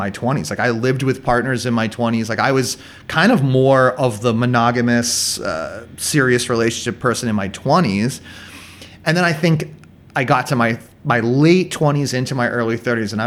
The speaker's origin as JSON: {"language": "English", "area": "near Boston", "region": "Massachusetts", "country": "United States", "tie": "born or raised there", "moved": "as an adult", "lives_now": "Vietnam", "said": "I still lived in my hometown"}